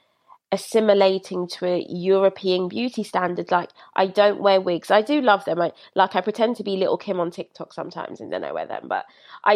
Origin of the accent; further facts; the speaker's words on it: London, United Kingdom; I was raised in Brixton